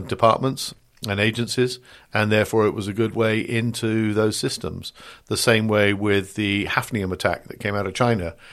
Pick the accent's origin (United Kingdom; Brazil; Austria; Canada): United Kingdom; accent: British; moved away as an adult; now in United States; I'm a Brit. You can tell from the accent here, but I live the other side of the pond and have done for the last thirty odd years